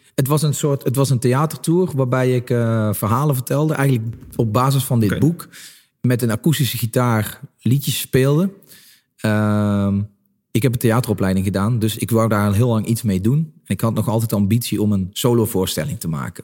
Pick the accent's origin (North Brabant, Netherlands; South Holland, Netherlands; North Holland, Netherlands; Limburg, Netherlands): Limburg, Netherlands; En ik kom uit Limburg, ik kom uit een, eh, eh, nou ja, een klein dorp